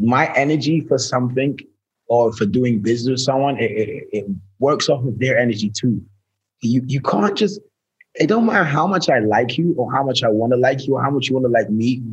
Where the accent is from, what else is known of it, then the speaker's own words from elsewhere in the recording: England, United Kingdom; moved away as an adult; also born or lived in New York; now in Los Angeles, United States; my home country, England